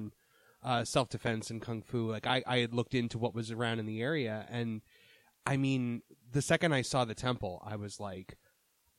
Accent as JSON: {"language": "English", "region": "Northeast", "country": "United States", "said": "I'm from the Northeast"}